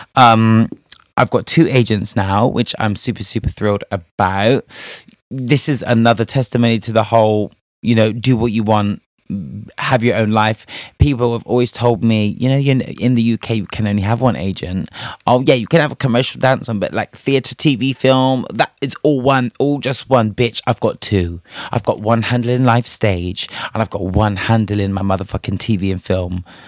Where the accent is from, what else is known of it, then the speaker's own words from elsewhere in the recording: Spain; moved away; I was raised in Spain